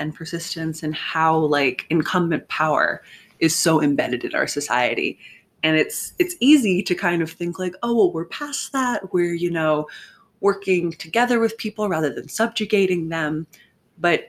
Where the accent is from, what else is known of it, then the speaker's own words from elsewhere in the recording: United States; I'm American